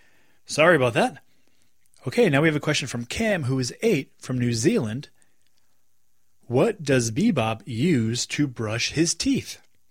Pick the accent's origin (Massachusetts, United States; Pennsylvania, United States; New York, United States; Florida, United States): Massachusetts, United States; Massachusetts, originally.